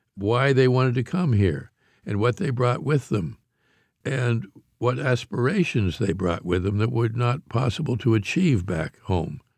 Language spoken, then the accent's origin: English; Pittsburgh, Pennsylvania, United States; I grew up in Pittsburgh, Pennsylvania, which has more bridges even than Paris